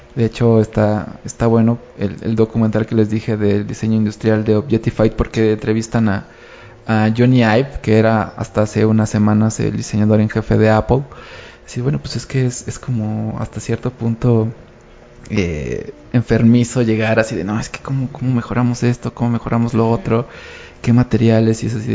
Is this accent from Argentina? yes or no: no; Mexico; como mexicanos